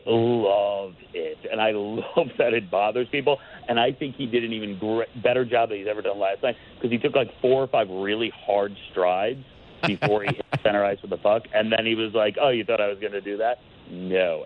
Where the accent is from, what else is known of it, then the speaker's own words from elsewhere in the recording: New York, United States; also born or lived in Long Island; I'm from New York